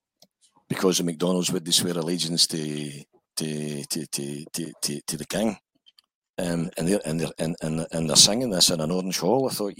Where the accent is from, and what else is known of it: Scotland, United Kingdom